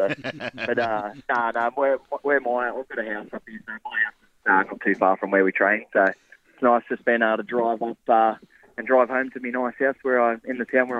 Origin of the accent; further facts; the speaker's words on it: New South Wales, Australia; moved away as an adult; now in Sydney, Australia; my hometown where I grew up.